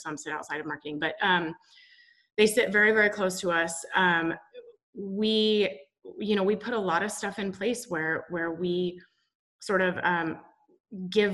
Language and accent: English; Boise, Idaho, United States; moved away as an adult; also born or lived in Washington State University, Washington; I was born in Boise, Idaho. So grew up in the Pacific Northwest.